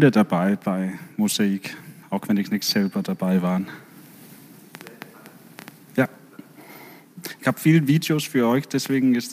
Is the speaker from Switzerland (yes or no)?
no; Denmark; German is a second language; now in Bremen, Germany; dass ich komme ursprünglich aus Dänemark